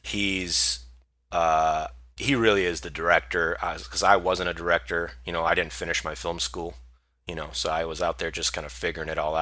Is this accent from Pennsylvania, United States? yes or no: no; Hawaii, United States; I grew up in Hawaii